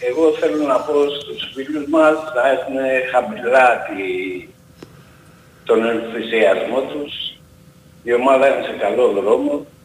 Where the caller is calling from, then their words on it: Greece; από τη Νέα Ασμένη.